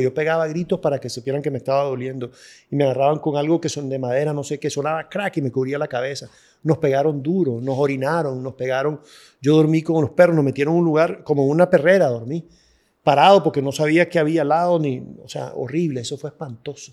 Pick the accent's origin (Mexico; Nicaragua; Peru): Nicaragua; era nicaragüense